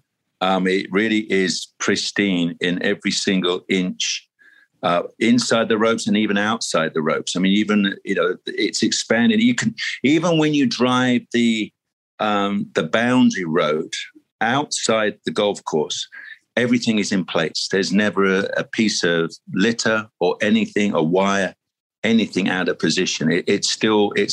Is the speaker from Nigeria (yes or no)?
no; United Kingdom; being a British lad